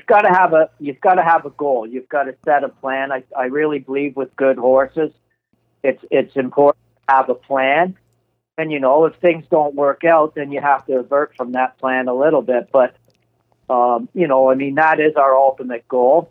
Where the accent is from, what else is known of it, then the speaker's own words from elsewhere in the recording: Canada; we're all from Canada.